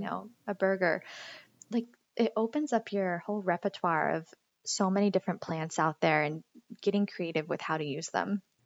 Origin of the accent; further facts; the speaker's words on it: Greenville, Pennsylvania, United States; moved away as an adult; also born or lived in San Francisco / Boston; now in Ashland, Massachusetts, United States; I'm from Greenville, Pennsylvania